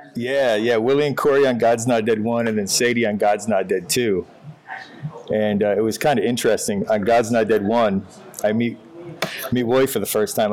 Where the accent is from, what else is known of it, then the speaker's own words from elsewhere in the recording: Northern Michigan, United States; all of the things that my dad taught me growing up in Northern Michigan